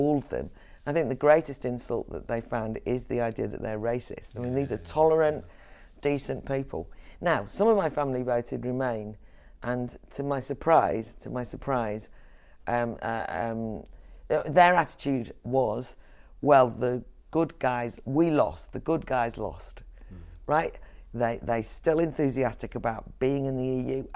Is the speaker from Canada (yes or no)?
no; Wales, United Kingdom; moved away; I'm from Wales originally, but I'm also from an Irish background